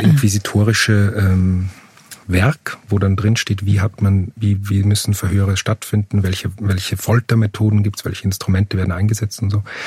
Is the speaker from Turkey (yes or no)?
no; Upper Austria, Austria; moved away as an adult; also born or lived in Vienna; ich komme aus Oberösterreich